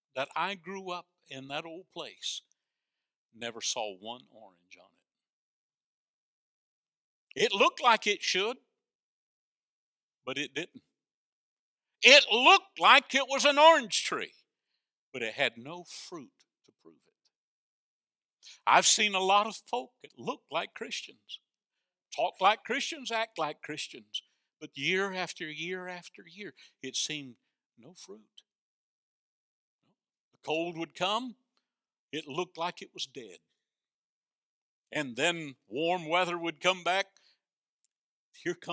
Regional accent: North Florida, United States; when I was a boy growing up in North Florida, we had an outhouse

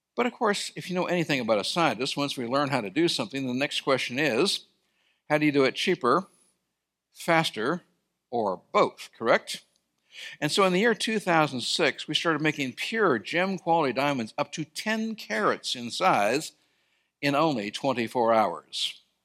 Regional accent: Sierra Nevada, California, United States; I grew up in California in the Sierra Mountains

